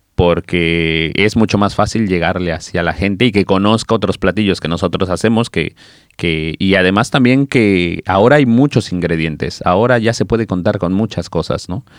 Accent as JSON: {"language": "Spanish", "country": "Mexico", "moved": "yes", "lives_now": "Barcelona, Spain", "said": "nosotros como mexicanos"}